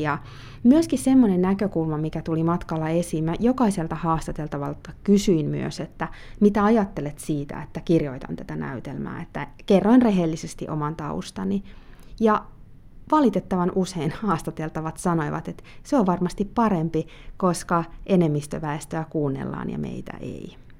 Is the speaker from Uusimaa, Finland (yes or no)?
yes; Helsinki, Uusimaa, Finland; moved away; also born or lived in Spanish-speaking countries; Eli olen syntynyt Helsingissä ja äitini on suomalainen ja isäni on Kolumbiasta ja oon saanut myös elää paljon espanjankielisissä maissa elämäni aikana. Tällä hetkellä asun Helsingissä